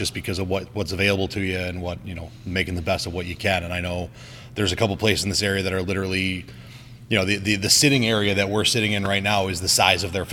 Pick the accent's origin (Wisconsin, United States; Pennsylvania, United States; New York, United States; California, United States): New York, United States; Buffalo; a kid born and raised in Buffalo